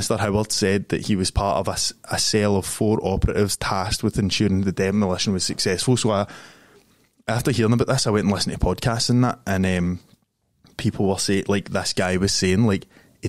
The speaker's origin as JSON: {"language": "English", "town": "Glasgow", "region": "Scotland", "country": "United Kingdom", "tie": "born or raised there", "said": "I grew up in Springburn"}